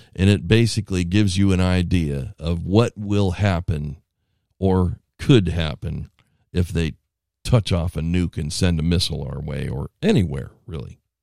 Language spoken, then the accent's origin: English; United States; I'm an American